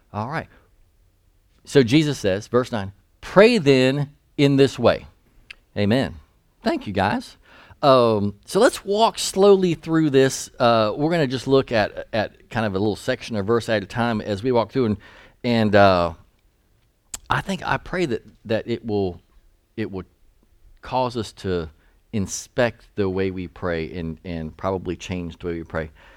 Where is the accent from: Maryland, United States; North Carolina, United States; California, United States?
North Carolina, United States; Eastern; I grew up in East North Carolina